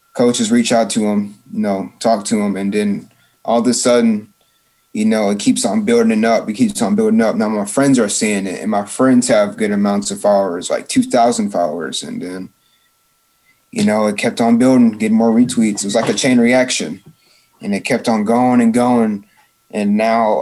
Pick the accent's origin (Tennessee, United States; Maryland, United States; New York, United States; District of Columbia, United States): Tennessee, United States; Murfreesboro; I was born in Murfreesboro, Tennessee, so I'm used to this town